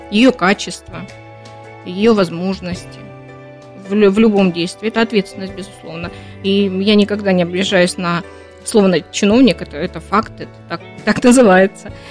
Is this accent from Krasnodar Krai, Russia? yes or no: yes; Labinsk, Krasnodar Krai, Russia; Да, я из Лабинского района, из э, Лабинска и да вообще Кубань.